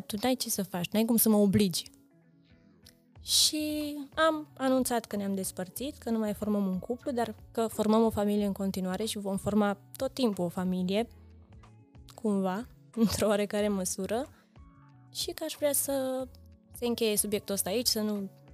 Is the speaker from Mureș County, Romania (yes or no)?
yes; Reghin, Mureș County, Romania; now in Cluj-Napoca, Romania; eu sunt din județul Mureș